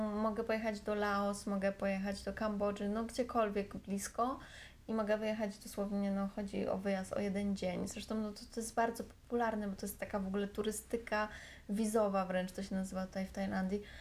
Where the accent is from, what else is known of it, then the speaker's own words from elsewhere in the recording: Warsaw, Masovian Voivodeship, Poland; moved away as an adult; now in Thailand; Ja jestem z Warszawy, więc ja mieszkam, mieszkam zawsze w Warszawie